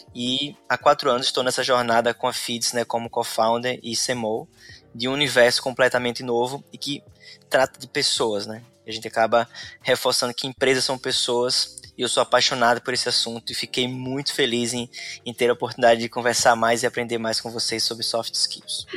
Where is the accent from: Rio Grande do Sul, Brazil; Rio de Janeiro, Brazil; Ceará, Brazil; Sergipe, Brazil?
Sergipe, Brazil; moved away as an adult; now in Florianópolis, Brazil; Eu sou sergipano, moro aqui em Florianópolis há seis anos.